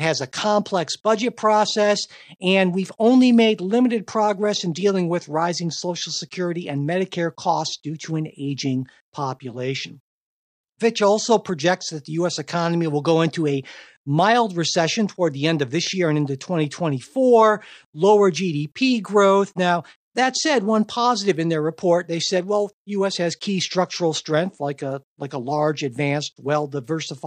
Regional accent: United States; as an American

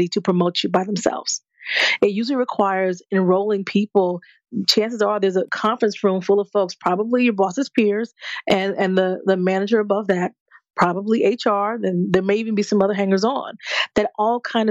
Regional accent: New Jersey, United States; moved away; I'm from Jersey originally

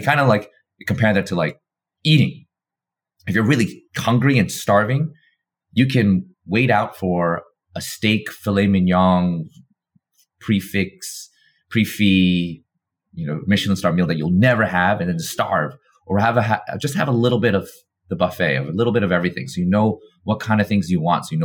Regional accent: New York, United States; having been born and raised in New York

